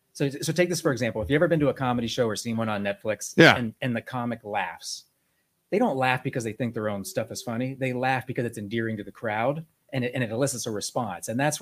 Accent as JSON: {"language": "English", "town": "Boardman", "region": "Ohio", "country": "United States"}